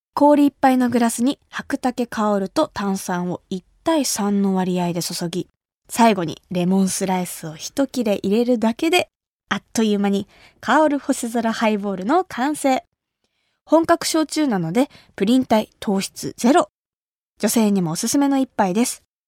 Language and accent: Japanese; Kumamoto, Japan; 私が生まれ育った熊本